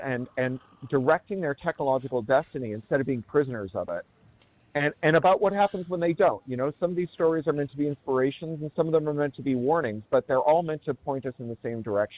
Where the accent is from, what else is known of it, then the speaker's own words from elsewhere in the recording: Toronto, Ontario, Canada; also born or lived in London, United Kingdom; Oh, I grew up in Toronto, and then I lived in London for 13 years.